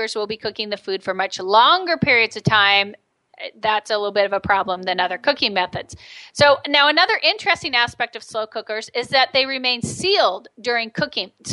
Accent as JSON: {"language": "English", "country": "United States", "said": "I'm American"}